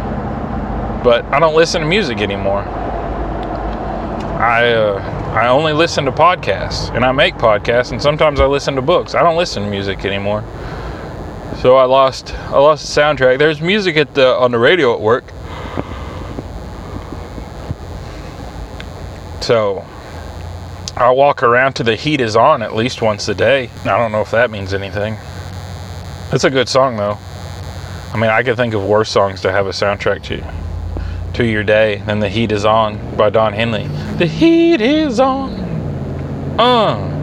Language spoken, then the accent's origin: English; Mohawk, United States; moved away; I'm not from here. I'm from Mohawk.